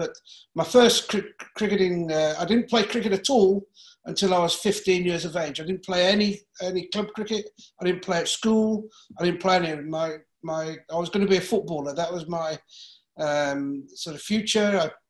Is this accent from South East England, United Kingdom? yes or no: no; Coventry, West Midlands, United Kingdom; born or raised there; also born or lived in Solihull / Freckleton, Lancashire / Birmingham